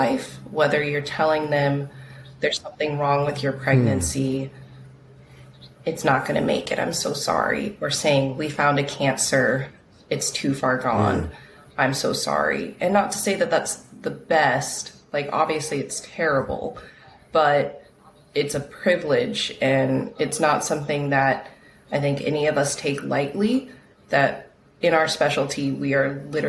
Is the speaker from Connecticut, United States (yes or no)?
no; Texas, United States; moved away as an adult; now in Hawaii, United States; I'm from Texas. I was there my whole life. And then I did medical school there